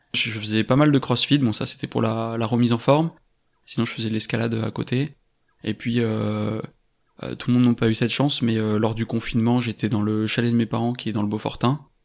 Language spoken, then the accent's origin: French; France; also born or lived in Paris; je suis originaire de Cessin et j'y habite actuellement.